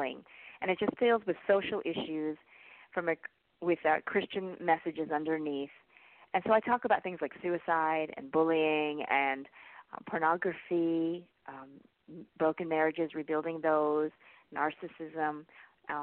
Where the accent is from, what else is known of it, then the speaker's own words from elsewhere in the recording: California, United States; moved away; also born or lived in Canada; I grew up in California